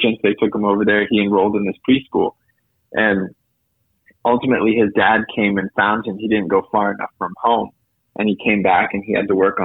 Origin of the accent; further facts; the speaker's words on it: Napa Valley, California, United States; And then they ended up in Napa Valley, and I was born in Napa Valley.